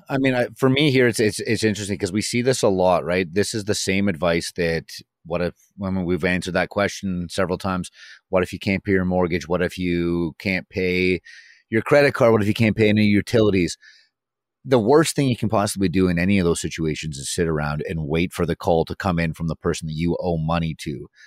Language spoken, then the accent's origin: English; Vancouver, British Columbia, Canada; I'm also from Vancouver